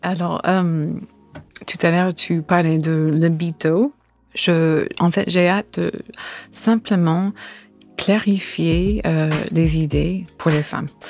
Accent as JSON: {"language": "French", "region": "California", "country": "United States", "second_language": "French", "moved": "yes", "lives_now": "France", "said": "je suis de Californie"}